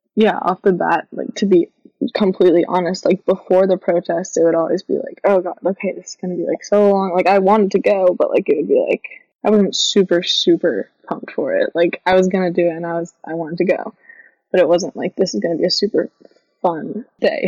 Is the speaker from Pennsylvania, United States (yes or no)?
no; Freeport, Maine, United States; Freeport, um, my hometown, and then in like Portland